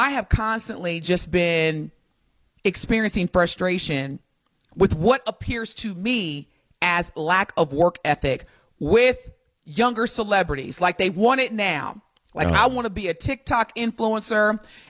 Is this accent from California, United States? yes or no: no; Indiana, United States; growing up in Indiana, we picked corn in the summer